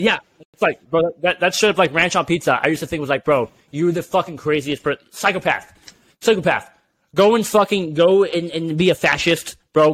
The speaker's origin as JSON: {"language": "English", "region": "California", "country": "United States", "said": "I'm from California."}